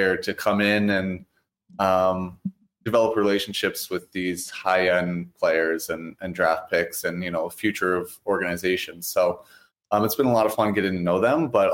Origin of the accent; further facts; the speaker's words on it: Virginia, United States; also born or lived in Pennsylvania; now in Winnipeg, Canada; I grew up in Virginia, played hockey